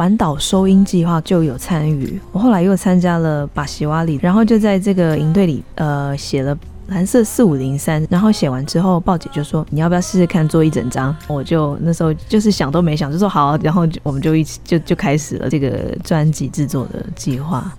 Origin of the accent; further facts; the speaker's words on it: Taipei, Taiwan; 问我说：‘哎，你哪里的？’那我就说台北的。我那时候的绰号就叫台北的，在部落也好，或是在。”都会区也好，大家知道我的身份的或血统的时候，都会就会直接用他所认识的原住民的样子来认识我。